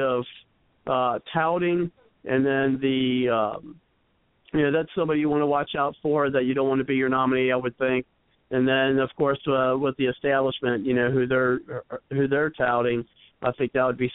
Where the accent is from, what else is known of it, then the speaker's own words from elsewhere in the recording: Ohio, United States; my home state